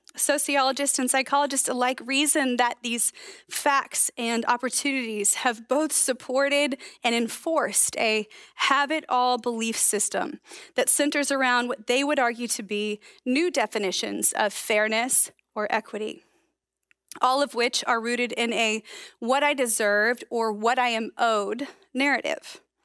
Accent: United States; accent: American; my American accent

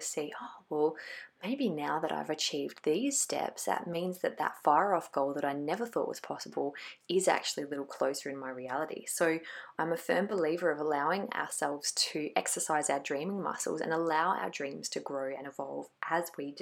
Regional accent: Glenelg, South Australia, Australia; in Glenelg in my hometown

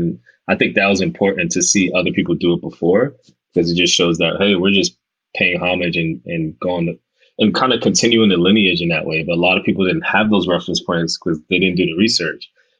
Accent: Omaha, Nebraska, United States; when I was a kid growing up in Omaha, Nebraska, that's the only representation I saw

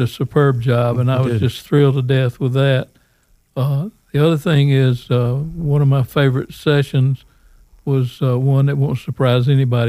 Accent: Alabama, United States; moved away; I mentioned that I was from Alabama

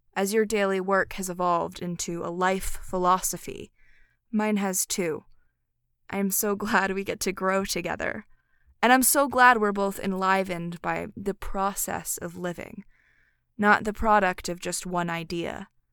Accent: Philadelphia, Pennsylvania, United States; Philadelphia, my hometown

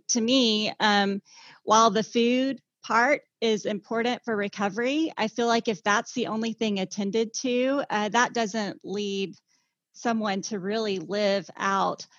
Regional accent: Joplin, Missouri, United States; also born or lived in California; now in Tulsa, United States; my dream was always to move back home. I'm from Joplin, Missouri.

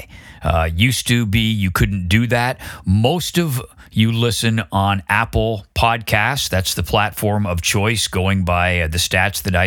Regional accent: Canada; moved away as an adult; also born or lived in London; where I grew up in Canada

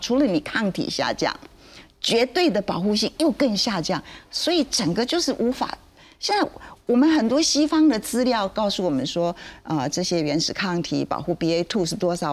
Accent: Taiwan; 我们台湾人

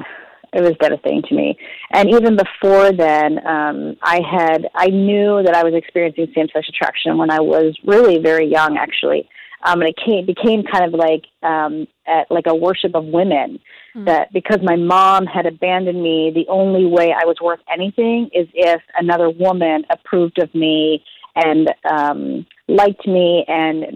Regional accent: Philadelphia, Pennsylvania, United States; moved away; I was born in Philadelphia

